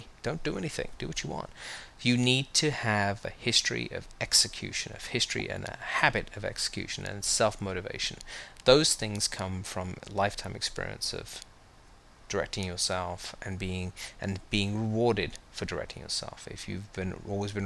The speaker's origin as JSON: {"language": "English", "country": "United Kingdom", "tie": "born or raised there", "moved": "as an adult", "lives_now": "United States", "said": "I grew up in the United Kingdom. I moved here"}